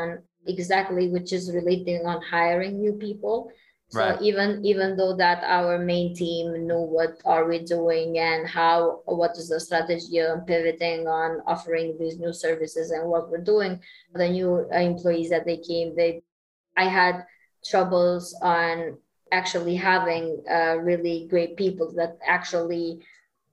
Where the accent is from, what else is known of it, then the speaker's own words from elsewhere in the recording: Kosovo; we're from Kosovo